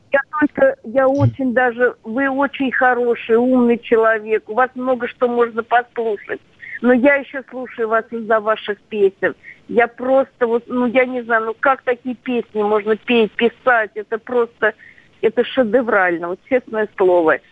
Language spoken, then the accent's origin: Russian; Volgograd, Volgograd Oblast, Russia; я тоже из из Волгограда